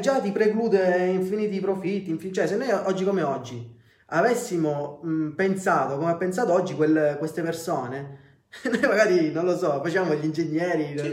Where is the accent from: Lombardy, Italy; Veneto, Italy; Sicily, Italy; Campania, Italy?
Sicily, Italy; Messina; noi al sud viviamo in una macchina del tempo, nel senso noi qua siamo dieci anni indietro rispetto al, al resto del mondo.